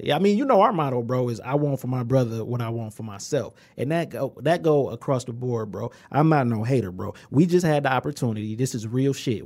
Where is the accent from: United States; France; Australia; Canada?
United States; Inkster, Michigan; we come from Engster. Population, twenty-eight thousand.